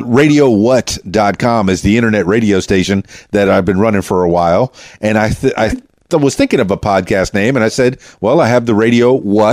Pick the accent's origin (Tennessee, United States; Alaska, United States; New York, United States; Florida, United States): Florida, United States; Miami; also born or lived in Fort Lauderdale / Orlando; I'm from Miami